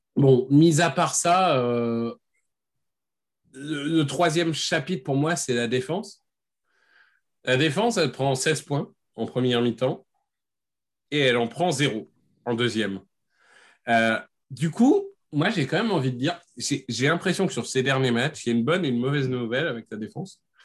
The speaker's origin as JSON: {"language": "French", "town": "Amiens", "region": "Hauts-de-France", "country": "France", "said": "je viens d'Amiens"}